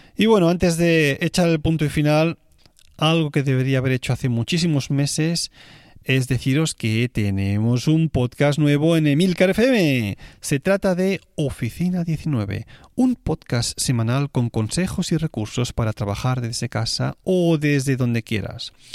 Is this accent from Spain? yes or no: yes; Spain; moved away as an adult; now in Switzerland; español viviendo en Suiza